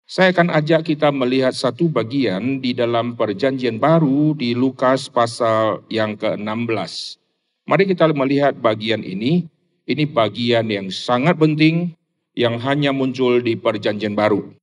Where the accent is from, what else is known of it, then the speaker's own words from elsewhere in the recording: Rantau Prapat, North Sumatra, Indonesia; born there; saya dilahirkan di Sumatera Utara, dari kota Medan kira-kira masih 300-an kilo di kota Rantau Prapat.